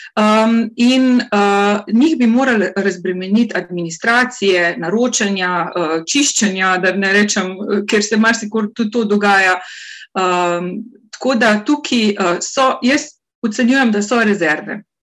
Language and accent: Slovenian; Carinthia, Slovenia; Jaz izhajam iz Koroške regije